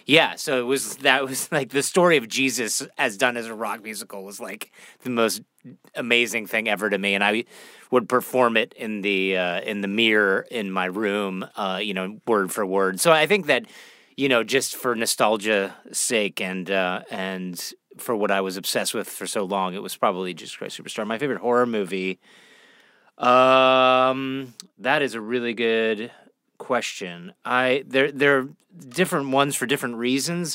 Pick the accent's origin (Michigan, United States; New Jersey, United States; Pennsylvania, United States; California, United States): Pennsylvania, United States; Pittsburgh; also born or lived in Toronto, Canada; I grew up uh, Pittsburgh, Pennsylvania